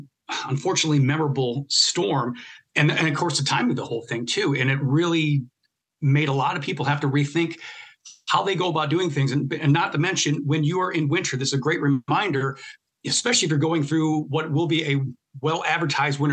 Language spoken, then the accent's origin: English; Michigan, United States; growing up in Michigan